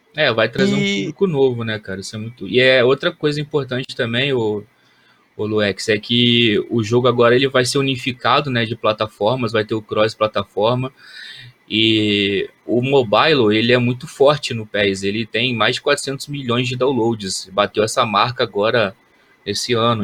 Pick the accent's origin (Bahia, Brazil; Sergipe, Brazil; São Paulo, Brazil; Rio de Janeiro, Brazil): Rio de Janeiro, Brazil; Volta Redonda; nas divisões de base do time do Volta Redonda, lá na minha cidade, no Voltaço